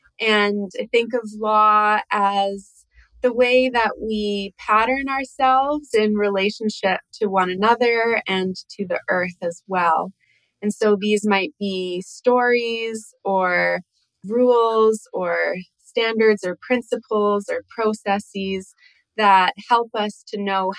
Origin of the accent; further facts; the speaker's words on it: Georgian Bay, north of Toronto, Ontario, Canada; we're both from the Otter Clan and we're both from the same place about 3 hours north of Toronto on the shores of Georgian Bay.